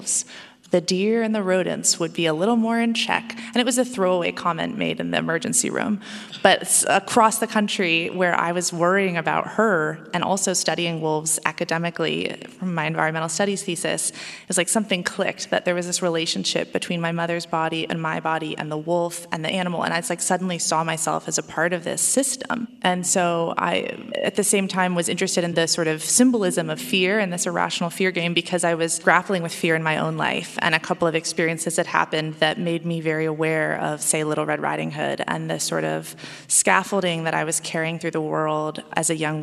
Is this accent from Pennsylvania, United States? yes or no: no; Oregon, United States; Oregon, my home state